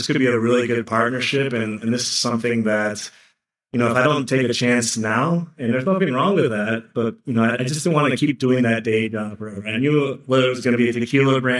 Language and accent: English; Ann Arbor, Michigan, United States; they were able to get out and landed in Ann Arbor, Michigan. So I grew up in the Midwest